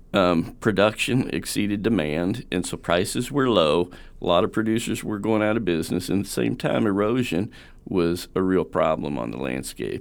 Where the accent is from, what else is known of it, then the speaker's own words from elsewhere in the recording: Southern Indiana, United States; also born or lived in Kentucky; Born in Kentucky, grew up in Southern Indiana